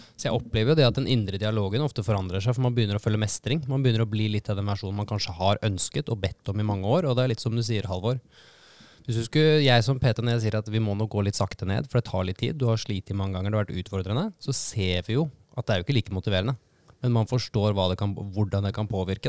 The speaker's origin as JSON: {"language": "Norwegian", "region": "Eastern Norway", "country": "Norway", "said": "som en stolt østlending"}